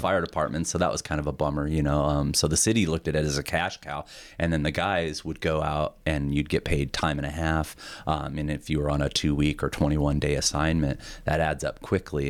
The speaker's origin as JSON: {"language": "English", "region": "Montana", "country": "United States", "tie": "born or raised there", "also_born_or_lived": "South Carolina", "said": "growing up in Montana, I, I loved it. You know, I mean, still do, obviously, I'm still here."}